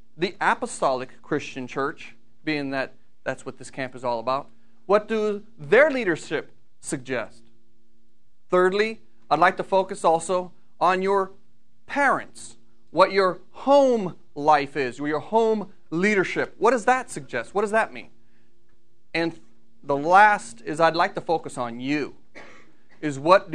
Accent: Brunswick Hills, Ohio, United States; I come from Brunswick Hills, Ohio

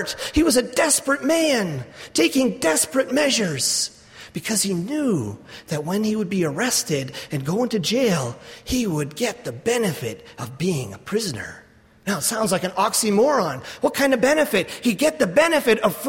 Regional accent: Canada; I'm from Canada.

